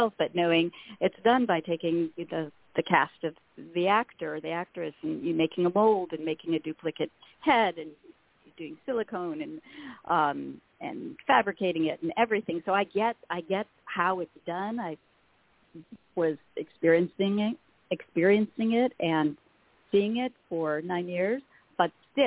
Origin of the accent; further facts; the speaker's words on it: the Valley, California, United States; I grew up in the Valley